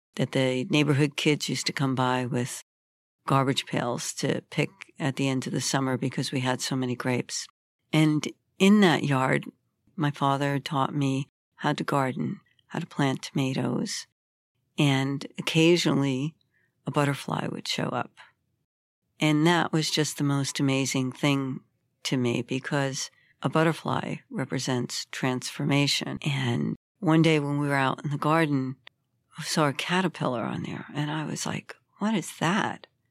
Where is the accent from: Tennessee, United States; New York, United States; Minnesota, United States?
New York, United States; New York City; I grew up in Brooklyn, which was a very difficult time in history in America and a very violent place.